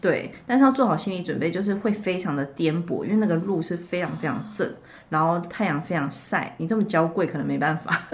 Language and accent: Chinese; Shanghai, China; “哎，你们哪里来的？”我说：“呃，上海。”